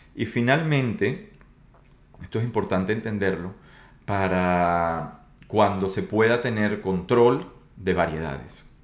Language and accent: Spanish; Venezuela; yo soy de Venezuela